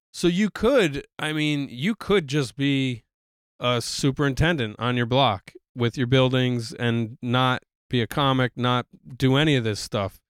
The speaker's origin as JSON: {"language": "English", "region": "New York", "country": "United States", "said": "as a New Yorker"}